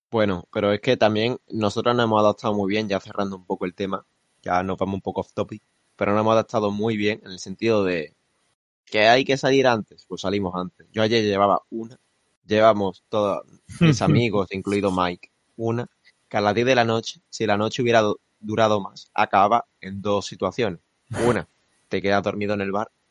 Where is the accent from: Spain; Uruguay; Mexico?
Spain; Málaga, Andalusia; como decimos aquí en Málaga